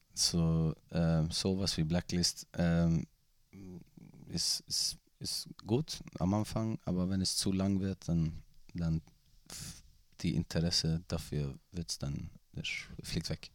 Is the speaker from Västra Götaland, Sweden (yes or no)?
yes; Gothenburg, Västra Götaland, Sweden; German is a second language; moved away; ich komme ja aus, aus Göteborg